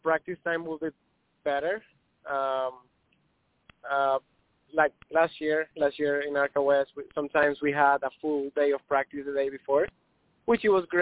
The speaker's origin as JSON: {"language": "English", "country": "Colombia", "said": "I'm from Colombia"}